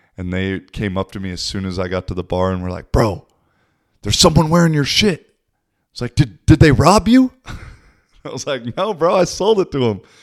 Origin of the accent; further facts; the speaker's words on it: Seattle, Washington, United States; moved away as an adult; also born or lived in Portugal / Spain / Poland / Czech Republic; now in Kuopio, Finland; I'm originally from Seattle, but I've lived in Europe the last six years or so.